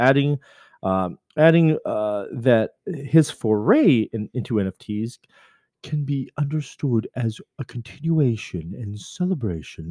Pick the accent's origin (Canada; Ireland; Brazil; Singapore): Canada; Coquitlam, British Columbia; I'm from Vancouver, but really I'm from Coquitlam, British Columbia